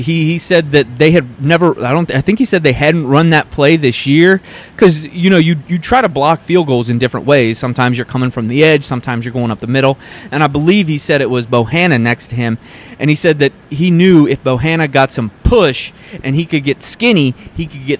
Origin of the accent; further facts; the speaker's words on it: Kentucky, United States; I'm from Northern Kentucky, the Cincinnati area.